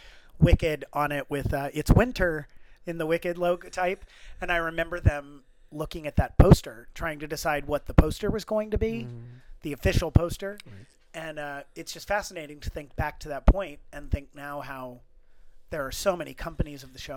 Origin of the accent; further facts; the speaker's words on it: Midwest, United States; I grew up in the Midwest, so we didn't have access to Broadway